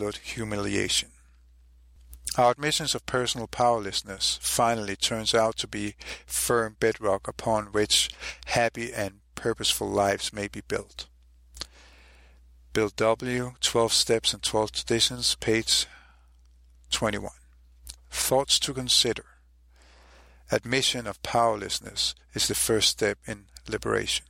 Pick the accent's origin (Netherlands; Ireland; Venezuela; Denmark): Denmark; Copenhagen, Capital Region of Denmark; I'm from Copenhagen, Denmark